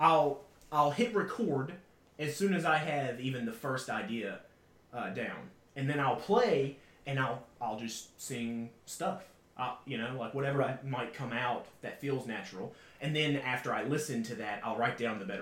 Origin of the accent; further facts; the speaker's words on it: Ashland City, Tennessee, United States; now in Nashville, United States; I grew up in Ashland City